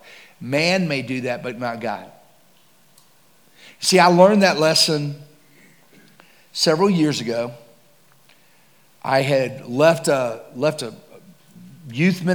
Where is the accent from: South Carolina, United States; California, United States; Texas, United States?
Texas, United States; I'm from Texas